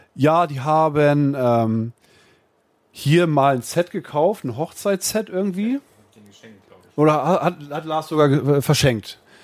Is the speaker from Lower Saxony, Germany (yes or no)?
yes; Uelzen, Lower Saxony, Germany; In Uelzen. Ich komme aus Uelzen.